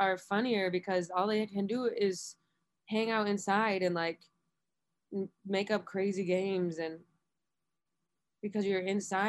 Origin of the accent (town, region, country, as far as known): Buffalo, New York, United States